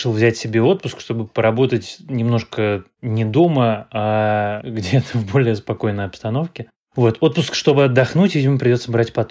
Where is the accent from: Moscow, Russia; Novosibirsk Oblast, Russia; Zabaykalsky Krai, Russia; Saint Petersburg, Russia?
Moscow, Russia; born there; Коренной, кажется, это много поколений. Нет, я не коренной москвич.